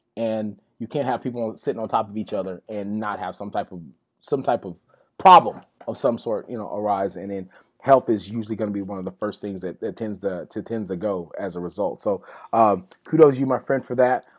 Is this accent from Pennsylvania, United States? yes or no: no; West Texas, United States; growing up in West Texas